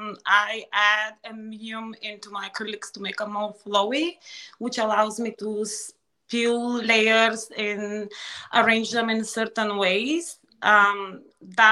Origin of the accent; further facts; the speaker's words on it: Ruse, Ruse Province, Bulgaria; moved away as an adult; now in Delaware, United States; as a child, growing up in Bulgaria